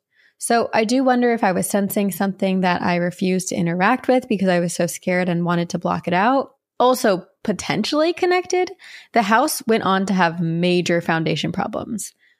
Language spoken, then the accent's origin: English; Lakeland, Florida, United States; My hometown, Lakeland, Florida, is known for huge sinkholes that have swallowed up whole lakes.